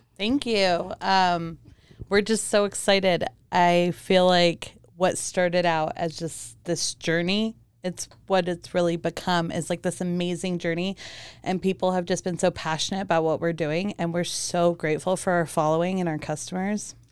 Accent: Germany; moved away; also born or lived in Romania / Hawaii; I was born in Germany and I'm Romanian.

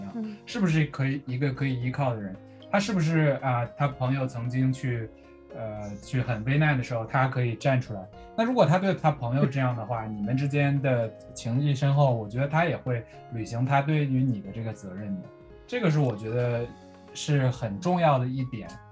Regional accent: northern China, China; 我是北方人嘛

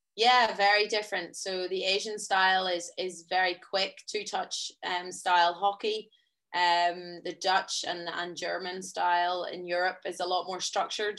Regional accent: Ireland; as Irish people

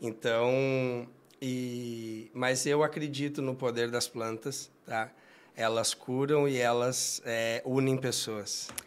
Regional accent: Jaguari, Rio Grande do Sul, Brazil; moved away; Eu sou filho de agricultor, eu venho do interior, uma cidade de Jaguari

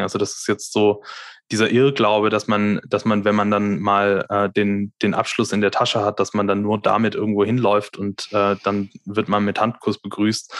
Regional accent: near Reutlingen, Swabia, Baden-Württemberg, Germany; moved away as an adult; also born or lived in Darmstadt; Also ich komme aus der Nähe von Reutlingen. Ähm, das ist so, ja, 20, 20 Kilometer südlich von Stuttgart, also aus Stuttgart. dem Schwabeländle

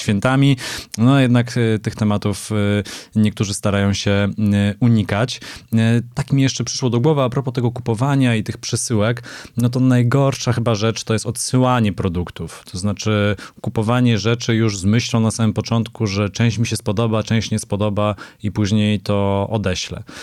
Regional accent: Silesian Voivodeship, Poland; now in Warsaw, Poland; jestem z pochodzenia Ślązakiem, z wyboru warszawiakiem

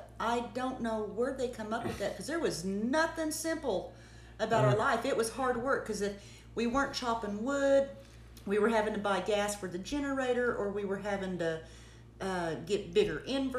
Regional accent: North Texas, United States; moved away; I was raised in North Texas, and I wanted to go back to Texas.

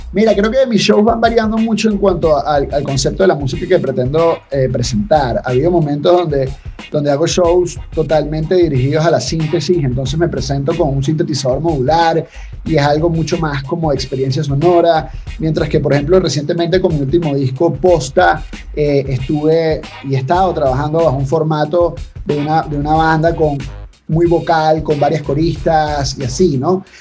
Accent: Venezuela; los venezolanos tenemos

